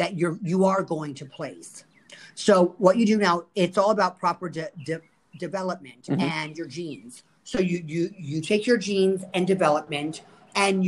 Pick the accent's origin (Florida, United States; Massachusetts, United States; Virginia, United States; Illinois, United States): Florida, United States; Fort Lauderdale; I am born and raised in Fort Lauderdale, Florida, and I grew up here, and I've never left